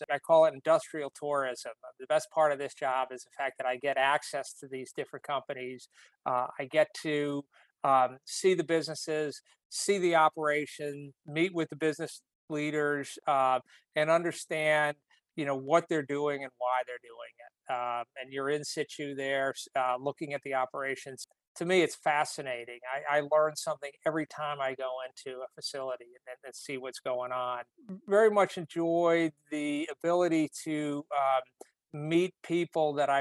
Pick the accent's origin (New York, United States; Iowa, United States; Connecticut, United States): Connecticut, United States; New Britain; I grew up in New Britain, Connecticut, which was at the time called the hardware capital of the world.